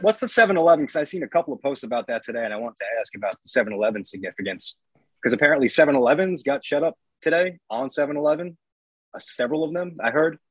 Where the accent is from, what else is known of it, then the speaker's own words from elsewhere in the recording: Long Island, New York, United States; I'm from Long Island